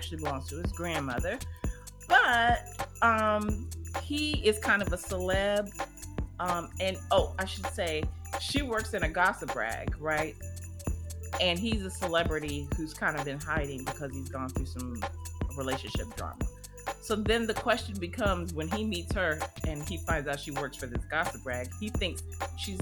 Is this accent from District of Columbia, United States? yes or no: yes; Washington, District of Columbia, United States; I was born in D.C., so, you know, that's like my hometown town